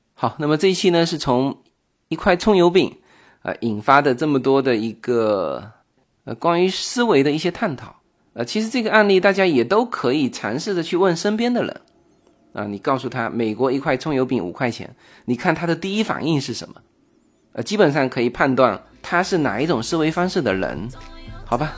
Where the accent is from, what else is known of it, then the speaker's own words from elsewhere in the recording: China; now in Los Angeles, United States; 我们中国人